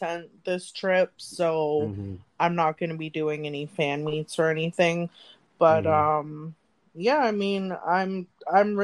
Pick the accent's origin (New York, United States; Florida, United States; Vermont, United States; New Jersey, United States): Florida, United States; Miami; moved away; Miami is my hometown. You know, I was born and raised down there